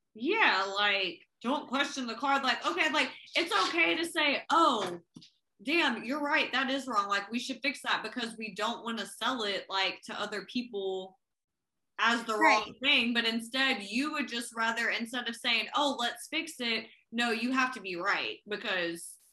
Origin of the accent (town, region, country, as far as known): Oklahoma City, Oklahoma, United States; also born or lived in Tulsa, Oklahoma